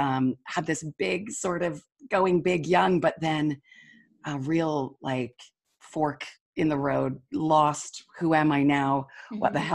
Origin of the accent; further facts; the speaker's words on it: Utah, United States; moved away as an adult; also born or lived in Seoul / Taipei / Sydney / Melbourne; I live in Salt Lake City. I was raised here in Utah